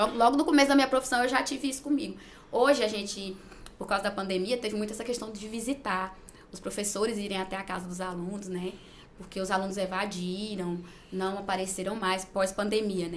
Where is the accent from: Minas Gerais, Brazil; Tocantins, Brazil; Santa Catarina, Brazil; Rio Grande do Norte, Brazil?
Tocantins, Brazil; Gurupi; eu nasci mesmo em Gurupi, sou gurupiense da Gema